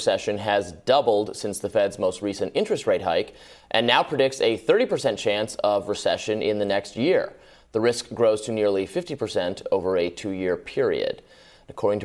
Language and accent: English; Michigan, United States; I'm from Michigan.